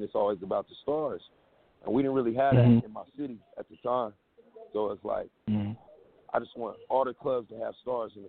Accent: the Northwest, Pacific Northwest, United States; I'm from the Northwest, so we was raised off Underground West Coast music.

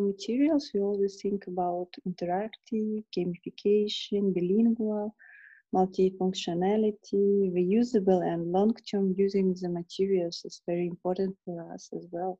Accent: Kyrgyzstan; also born or lived in England; I'm from Kyrgyzstan.

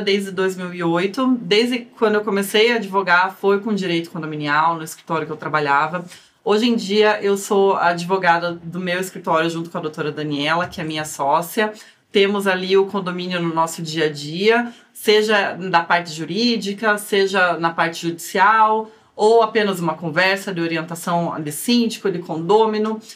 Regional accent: Curitiba, Paraná, Brazil; Vocês também vão perceber pelo meu sotaque que eu sou curitibana, porque ele é bem carregado

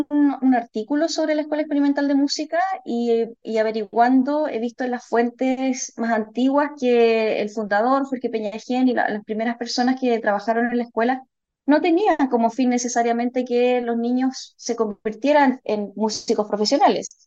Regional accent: Melipilla, Santiago Metropolitan Region, Chile; now in La Serena, Chile; yo en realidad yo soy de Melipilla originalmente, de la zona central de la región metropolitana.

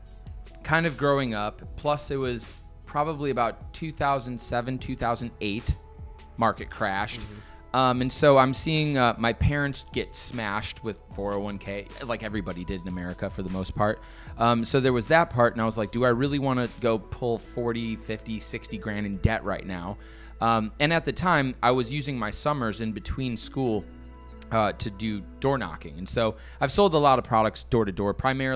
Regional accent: Brookfield, Wisconsin, United States; moved away as an adult; also born or lived in New York City; now in Miami, United States; Grew up in Brookfield, Wisconsin.

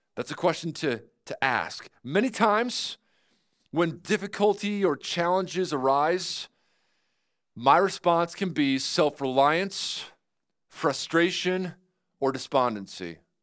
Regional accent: New York, United States; now in Grove City, Ohio, United States; I'm from New York

